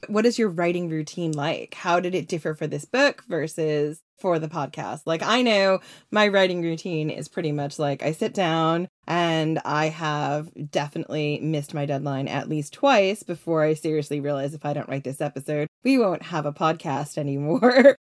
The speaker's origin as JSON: {"language": "English", "country": "United States", "moved": "as an adult", "lives_now": "United Kingdom", "said": "I know I'm American"}